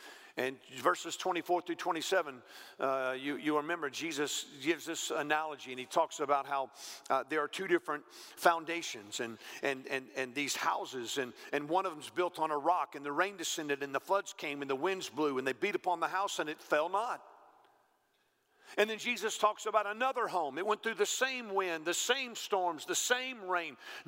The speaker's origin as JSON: {"language": "English", "region": "the South", "country": "United States", "tie": "born or raised there", "said": "I've been all over the South. I've been preaching for years. I grew up in the South"}